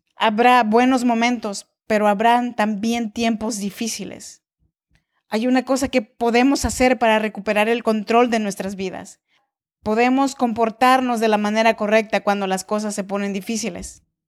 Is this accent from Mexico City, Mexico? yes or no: no; Oaxaca, Mexico; now in Sacramento, United States; soy mexicana de nacimiento, oaxaqueña de corazón